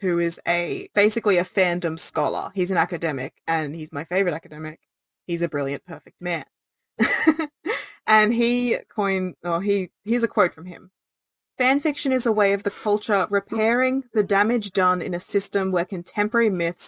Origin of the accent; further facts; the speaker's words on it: Australia; as an Australian person